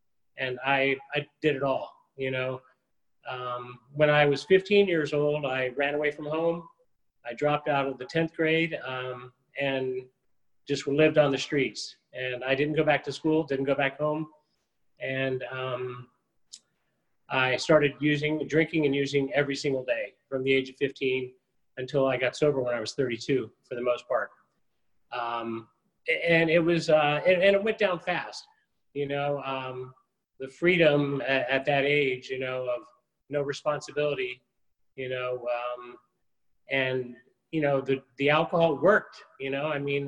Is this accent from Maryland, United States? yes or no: yes; Annapolis, Maryland, United States; born there; I was born in Annapolis, Maryland. My dad was in the Navy. He's a retired career naval officer.